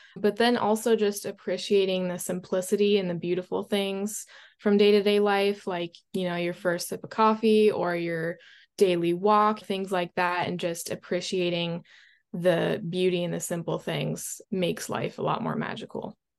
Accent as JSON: {"language": "English", "region": "Florida", "country": "United States", "tie": "born or raised there", "said": "I was born in Florida, so I spent most of my time by the water"}